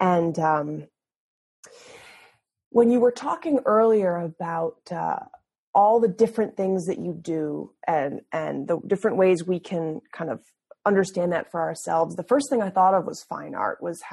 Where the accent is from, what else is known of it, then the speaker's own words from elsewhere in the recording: Massachusetts, United States; I studied at the University of Massachusetts in my home state